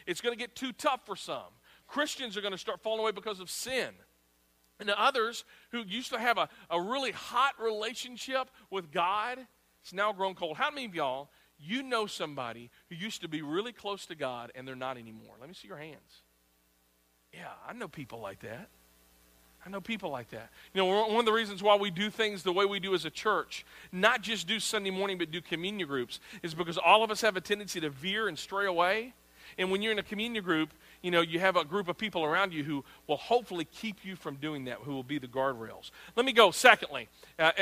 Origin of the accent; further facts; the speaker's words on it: United States; we as America